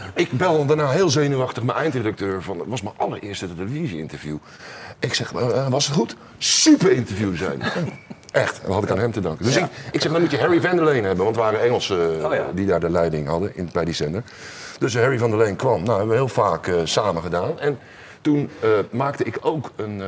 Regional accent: Rotterdam, South Holland, Netherlands; als geboren Rotterdammer

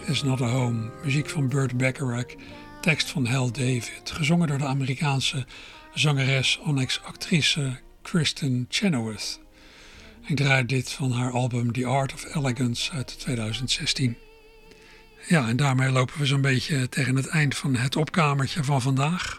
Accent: Netherlands; als Nederlander

